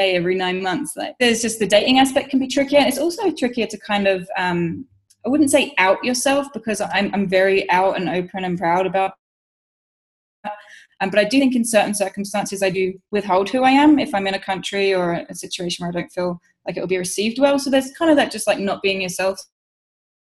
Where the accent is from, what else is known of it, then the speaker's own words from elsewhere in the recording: London, United Kingdom; moved away; my hometown in London